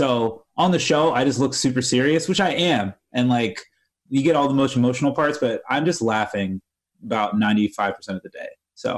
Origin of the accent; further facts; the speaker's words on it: Tampa, Florida, United States; I'm originally from Tampa, Florida.